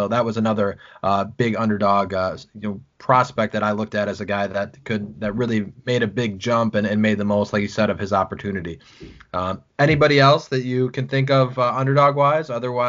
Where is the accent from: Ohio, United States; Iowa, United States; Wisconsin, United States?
Wisconsin, United States; Southwest; being from Southwest Wisconsin